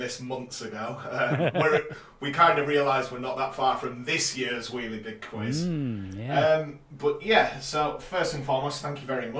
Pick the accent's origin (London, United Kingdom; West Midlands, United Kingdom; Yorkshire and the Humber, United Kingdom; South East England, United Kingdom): Yorkshire and the Humber, United Kingdom; I'm a Yorkshire boy